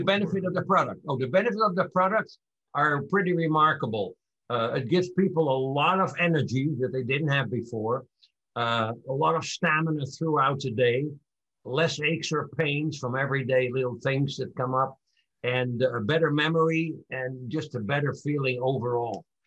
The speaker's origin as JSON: {"language": "English", "town": "Amsterdam", "region": "North Holland", "country": "Netherlands", "tie": "born or raised there", "moved": "yes", "said": "I was born in 1941 in Amsterdam, Holland, during World War II"}